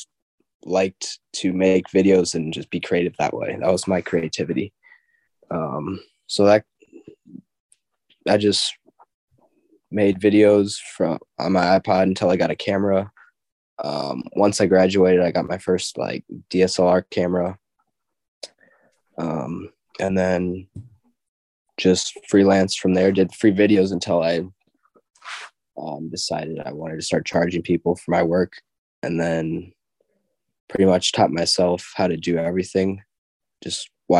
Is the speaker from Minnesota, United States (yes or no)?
yes; Minnesota, United States; also born or lived in Ukraine; I was adopted from Ukraine at one, brought here to Minnesota.